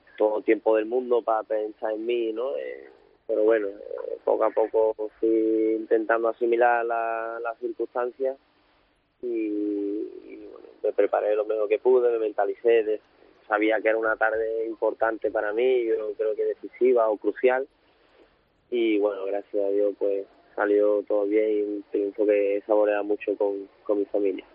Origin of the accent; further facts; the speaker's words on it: Seville, Andalusia, Spain; que soy de aquí, de Sevilla